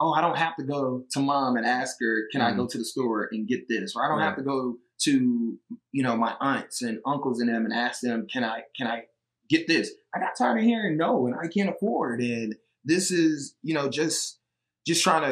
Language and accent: English; Atlanta, Georgia, United States; also born or lived in Alabama; I grew up in Atlanta